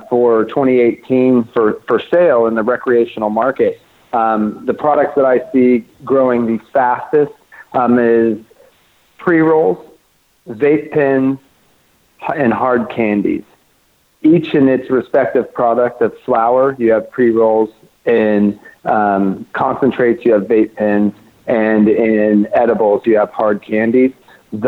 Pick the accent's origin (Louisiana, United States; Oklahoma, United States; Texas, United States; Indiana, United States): Oklahoma, United States; now in Los Angeles, United States; I grew up growing outdoor in Oklahoma, that's where I'm from